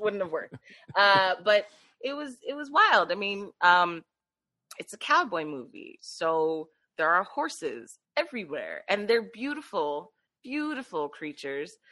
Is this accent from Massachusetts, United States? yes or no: no; Philadelphia, Pennsylvania, United States; born and raised in Philadelphia